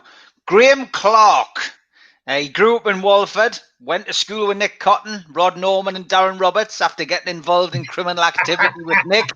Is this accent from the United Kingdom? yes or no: yes; the North of England, United Kingdom; As a Northerner